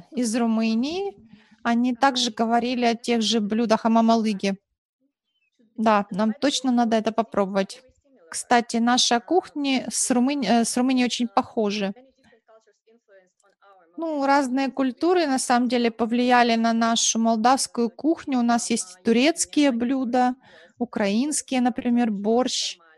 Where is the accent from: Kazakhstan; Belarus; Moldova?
Moldova; В той части страны, откуда я родом, это, ну, даже вот в селе, где я жила, родилась, и э, городок рядом, близлежащий